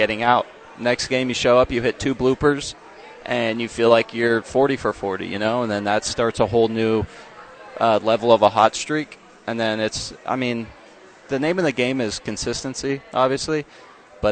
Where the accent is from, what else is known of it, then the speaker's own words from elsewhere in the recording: San Diego, California, United States; I grew up in San Diego